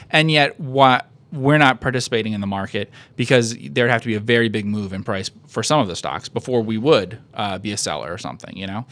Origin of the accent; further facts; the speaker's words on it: United States; I'm an American